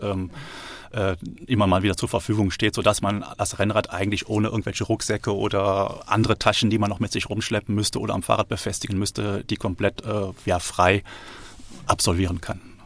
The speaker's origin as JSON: {"language": "German", "region": "Rhineland", "country": "Germany", "tie": "born or raised there", "moved": "as an adult", "lives_now": "Freiburg, Germany", "said": "Ich bin Rheinländer äh, und äh, bin, im Rheinland quasi geboren und auch aufgewachsen"}